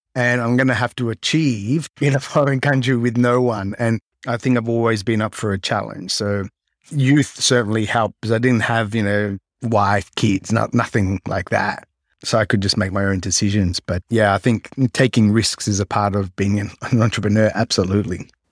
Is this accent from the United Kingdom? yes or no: no; Melbourne, Victoria, Australia; moved away as an adult; now in Japan; I grew up in Melbourne, Australia, well, kind of south of Melbourne on the Mornington Peninsula